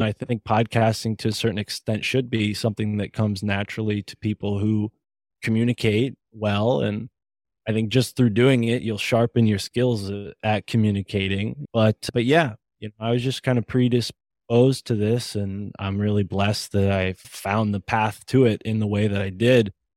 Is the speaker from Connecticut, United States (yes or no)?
yes; Connecticut, United States; I'm from Connecticut